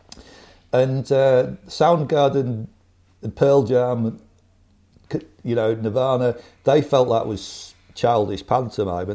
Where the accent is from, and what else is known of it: Scarborough, Yorkshire and the Humber, United Kingdom; moved away; also born or lived in London